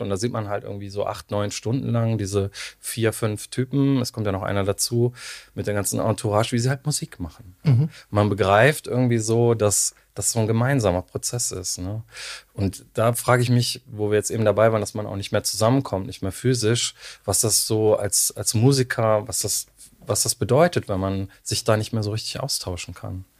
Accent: Cologne, North Rhine-Westphalia, Germany; ich komme auch aus Köln

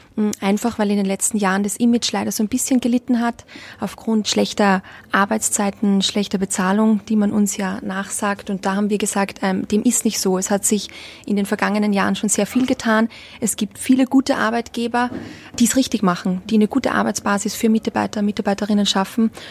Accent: Austria; accent: Austrian dialect; moved away as an adult; also born or lived in Donaueschingen, Germany / Tenerife; Ich komme aus Österreich

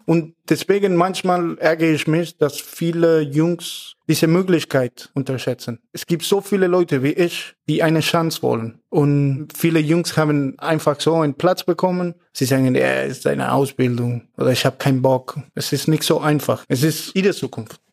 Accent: Buenos Aires, Argentina; German is a second language; moved away as an adult; also born or lived in Germany; now in Mannheim, Germany; ich komme aus Buenos Aires, Argentinien

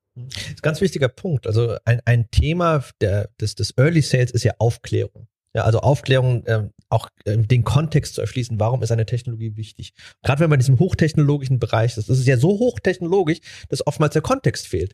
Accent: Germany; wir Deutsche

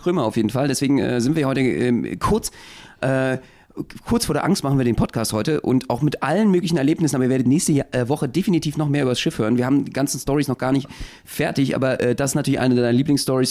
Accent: Berlin, Germany; Wir als Berliner

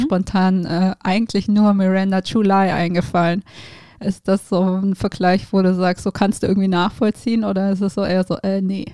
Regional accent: Geislingen an der Steige, Baden-Württemberg, Germany; moved away; also born or lived in Tübingen; ich bin ja ähm, in der Nähe von Stuttgart tatsächlich aufgewachsen. Ich komme von, ah. aus Geislingen an der Steige

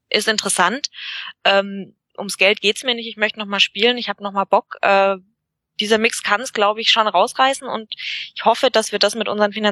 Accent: Bavaria, Germany; Ähm, ja, also wir, wir sind ja äh, aus Bayerisch-Schwaben.

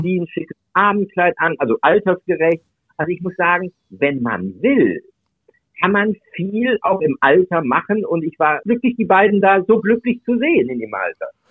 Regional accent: Duisburg, North Rhine-Westphalia, Germany; moved away as an adult; ich komme aus Duisburg. Wir haben einen den höchst, der höchsten Anteile neben Berlin äh, in Deutschland an der türkischen Community auch da war zu der Zeit, wo ich in Duisburg gelebt habe, bis zu meinem 24. Lebensjahr

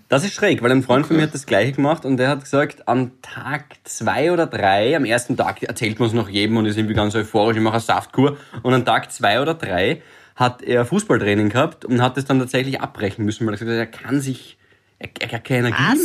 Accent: Graz, Styria, Austria; now in Vienna, Austria; ich bin auch Grazer

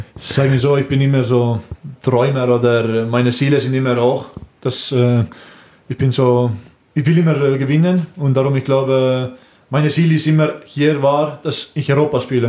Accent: Estonia; German is a second language; moved away as an adult; also born or lived in Switzerland; now in Germany; Ich komme aus Estland

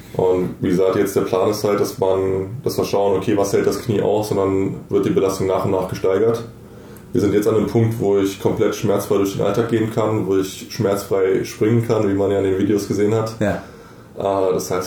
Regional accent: Bonn, North Rhine-Westphalia, Germany; also born or lived in Munich; ich bin jetzt zurück nach Bonn gezogen in meine alte Heimat

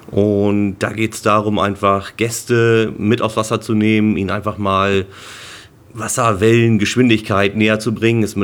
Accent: Cuxhaven, Lower Saxony, Germany; ich bin hier oben geboren, ich bin in Cuxhaven geboren, ich bin am Strand aufgewachsen, sag ich mal.

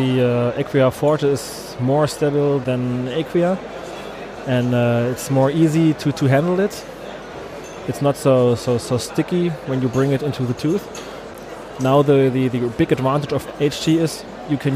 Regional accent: Germany; I'm a dentist from Germany. I have my office directly in the middle of Germany

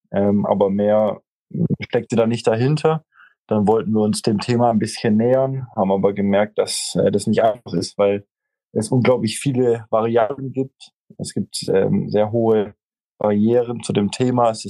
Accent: Stuttgart, Baden-Württemberg, Germany; ähm, 31 Jahre alt, äh, nicht mehr lang, dann 32. Ähm, gebürtig aus Stuttgart

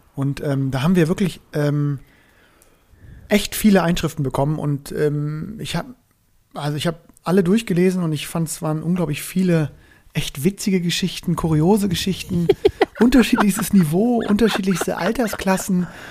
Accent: Northern Germany, Germany; now in Cologne, Germany; als ich als Norddeutscher

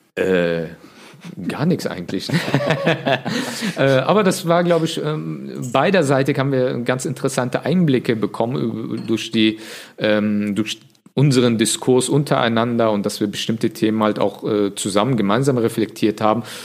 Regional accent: Leverkusen, North Rhine-Westphalia, Germany; also born or lived in Bonn; ich komme ja ursprünglich aus Leverkusen

